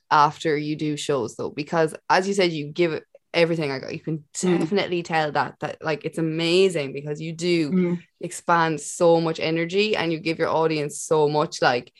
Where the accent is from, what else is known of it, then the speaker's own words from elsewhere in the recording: Ireland; as an Irish person.